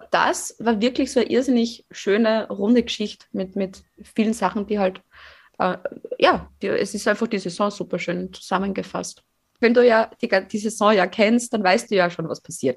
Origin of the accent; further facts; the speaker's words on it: Fohnsdorf, Styria, Austria; Fonsdorf. Also mein Heimatdorf